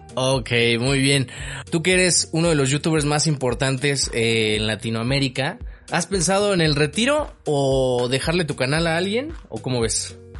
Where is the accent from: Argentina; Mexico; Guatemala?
Mexico; ya tienes aquí un amigo en México